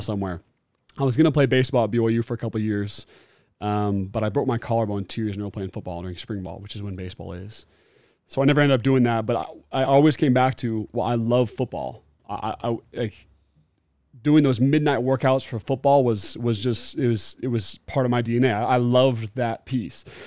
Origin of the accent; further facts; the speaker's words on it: Beaverton, Oregon, United States; now in Utah, United States; I grew up in Beaverton, Oregon, loved it